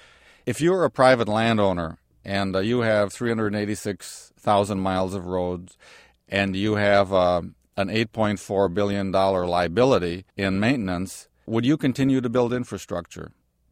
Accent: Wisconsin, United States; the watersheds of the Appalachian Mountains, of my home state, of Wisconsin, the upper Midwest, that were clear-cut and burned back in the late 1800s

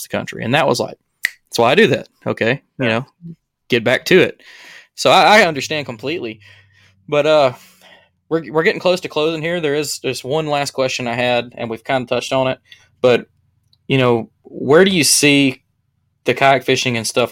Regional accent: Alabama, United States; I'm from Alabama

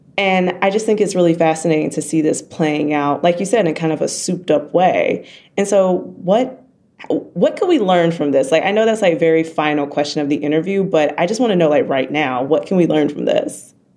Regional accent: the South, United States; We're black and from the South

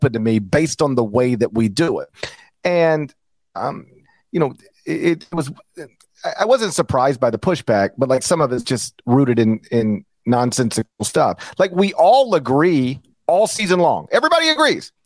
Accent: North Mississippi, United States; moved away; growing up in North Mississippi

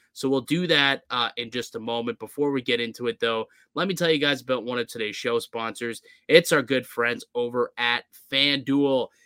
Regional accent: Toronto, Ontario, Canada; we're from Toronto. Like we're, we're in the area and we grew up

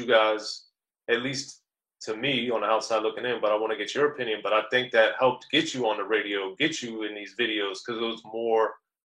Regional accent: Maryland, United States; Yeah, well, I'm from Maryland.

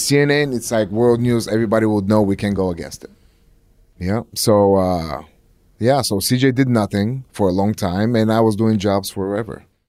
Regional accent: Plovdiv, Plovdiv Province, Bulgaria; moved away; my hometown, Plovdiv

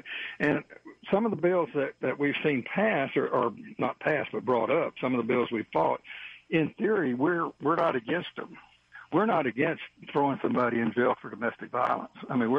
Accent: Texas, United States; She is a lady that, I'm originally from Texas, and she's actually from Colorado, but was raised in Texas.

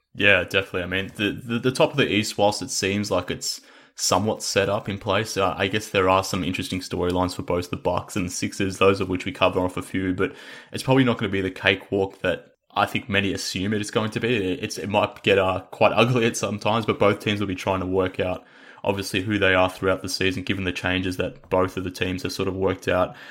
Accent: Australia; we're both Australian

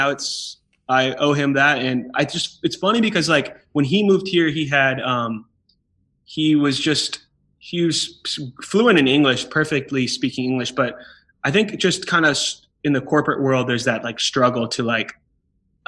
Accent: Georgia, United States; first language Hebrew; English is a second language; also born or lived in Israel / California / Beacon, New York; I was raised in Georgia

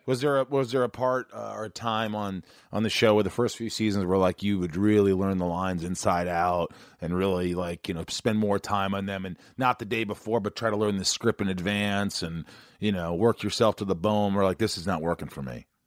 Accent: Indiana, United States; also born or lived in New York; I grew up in Indiana, I was born in New York, but I grew up in Indiana

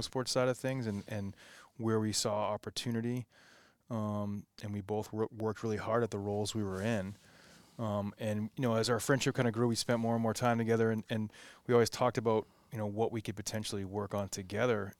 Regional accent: New England, United States; born or raised there

